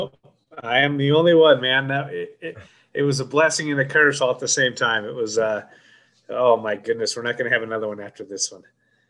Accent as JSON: {"language": "English", "town": "Wheatland", "region": "Wyoming", "country": "United States", "tie": "born or raised there", "also_born_or_lived": "Laramie, Wyoming / Boston, Massachusetts", "said": "I was born in Laramie, but I was raised in Wheatland."}